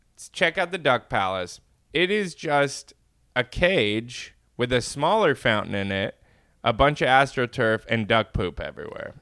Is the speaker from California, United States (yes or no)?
yes; Inland Empire, California, United States; I was born and raised in California